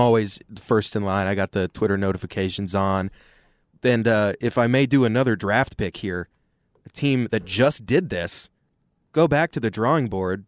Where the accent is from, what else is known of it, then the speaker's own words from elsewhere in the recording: Austin, Texas, United States; Growing up in Austin